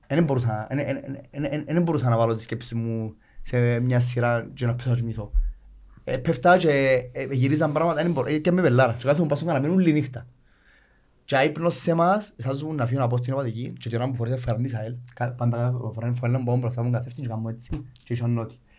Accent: Nicosia, Nicosia District, Cyprus; moved away as an adult; now in Limassol, Cyprus; Είμαι Λευκοσία

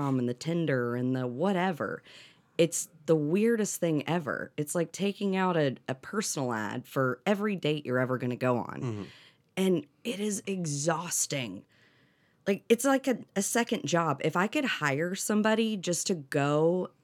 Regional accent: Destin, Florida, United States; also born or lived in Atlanta; I grew up here in Destin

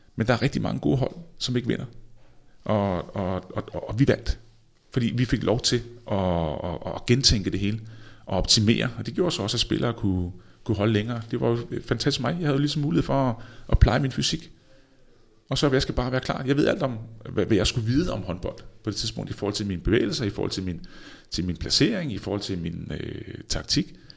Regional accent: Denmark; moved away as an adult; also born or lived in Spain; vi kommer fra Danmark

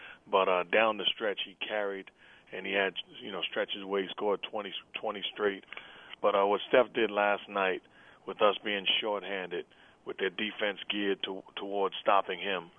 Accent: New York City, New York, United States; I'm a guy that was born and raised in New York City.

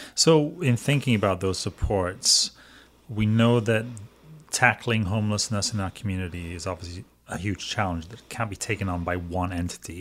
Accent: Wales, United Kingdom; moved away as an adult; now in United States; I'm a Welshman

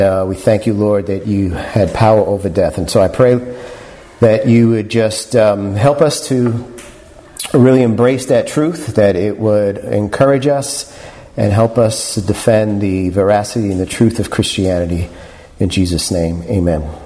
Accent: New York City, New York, United States; I'm born and raised in New York City

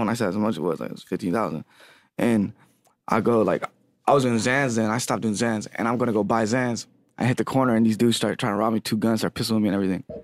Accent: Lancaster, California, United States; now in Los Angeles, United States; I'm from Lancaster, California. Well, I live in L A now. I moved out to Lancaster mostly. I was raised there

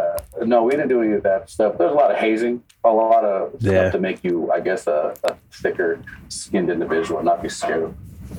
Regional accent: Bay Area, California, United States; also born or lived in El Salvador; I'm a local kid. I grew up here in the Bay Area.

